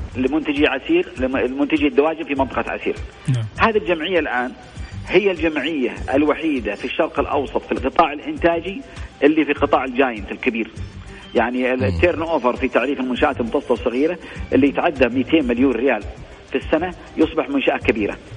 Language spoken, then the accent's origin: Arabic; Saudi Arabia; عندنا في السعوديه ان احنا نتبع كتاب الله